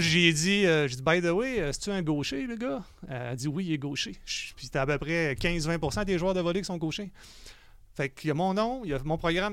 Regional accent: Quebec City, Quebec, Canada; je suis né à Québec

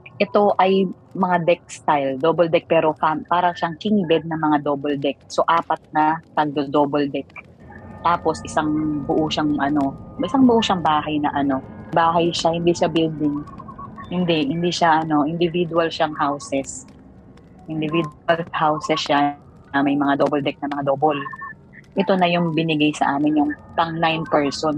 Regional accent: Mindoro, Mimaropa, Philippines; ako taga Mindoro

